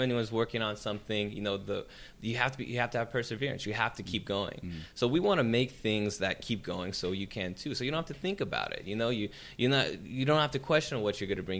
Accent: San Jose, California, United States; now in Los Angeles, United States; my hometown in San Jose

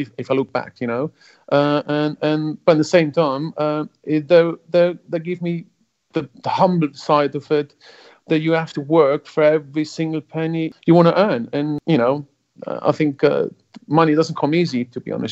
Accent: Switzerland; first language German; English is a second language; grew up in Switzerland was an environment with already German was my first language to start with.

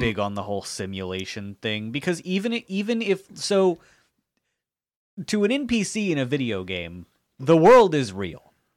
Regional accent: Jacksonville, Florida, United States; also born or lived in Colorado; I was born in Jacksonville.

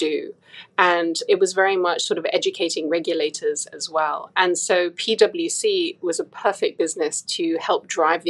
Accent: Hong Kong; moved away; also born or lived in United Kingdom / Singapore; I was born and raised in Hong Kong

